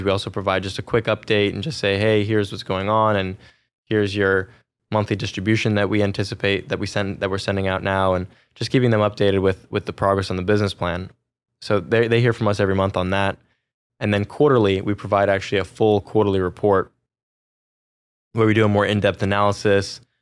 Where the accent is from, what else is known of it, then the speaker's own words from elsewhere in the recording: Silicon Valley, California, United States; I grew up in Silicon Valley, California